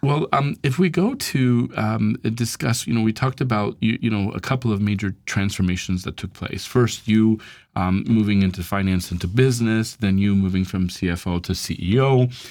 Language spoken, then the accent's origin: English; United States; moved away; as an American